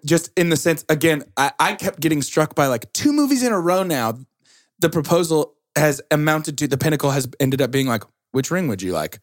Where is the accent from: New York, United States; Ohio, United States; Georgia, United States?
Georgia, United States; I'm from Georgia